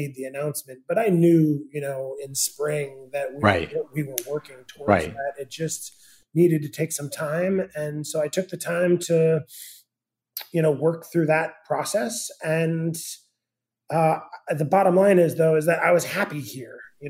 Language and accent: English; Northern California, United States; moved away as an adult; also born or lived in New York City; now in Charleston, United States; I'm originally from Northern California